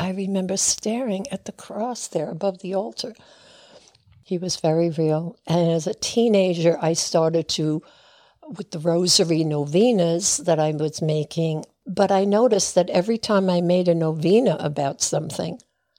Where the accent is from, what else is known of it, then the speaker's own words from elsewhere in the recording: Long Island, New York, United States; also born or lived in Brooklyn, New York; And I was born in Brooklyn. Okay. We moved to Long Island when I was five.